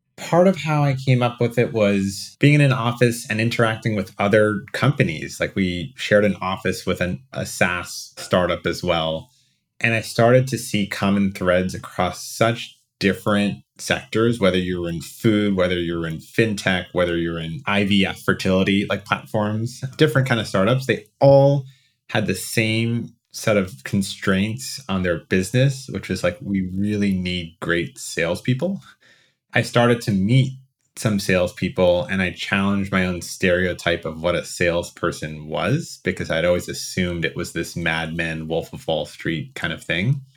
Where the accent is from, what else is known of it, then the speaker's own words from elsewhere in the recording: New Jersey, United States; also born or lived in New York; I was born in New Jersey.